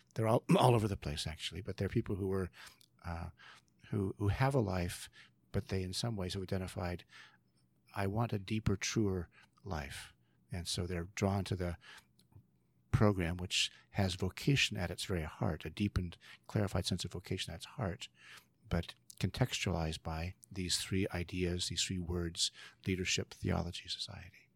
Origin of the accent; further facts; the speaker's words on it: San Joaquin Valley, California, United States; also born or lived in Monte Vista, Colorado / Washington, D.C.; now in Vancouver, Canada; I grew up in California, another mountain, another valley, uh, called the San Joaquin Valley.